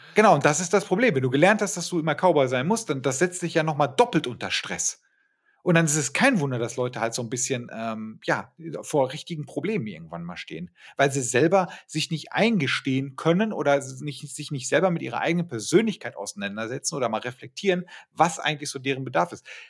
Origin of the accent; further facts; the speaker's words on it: Ruhr area, North Rhine-Westphalia, Germany; moved away as an adult; also born or lived in Bremen; ich komme aus, aus dem Ruhrgebiet, aus einer Werbeagentur